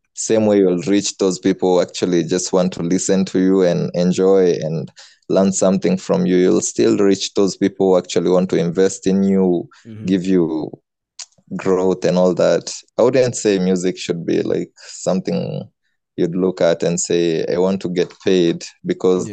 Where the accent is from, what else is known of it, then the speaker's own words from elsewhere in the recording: Nairobi, Kenya; I'm from Nairobi, Kenya